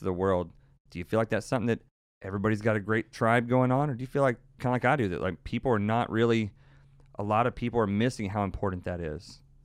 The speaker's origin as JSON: {"language": "English", "region": "Texas", "country": "United States"}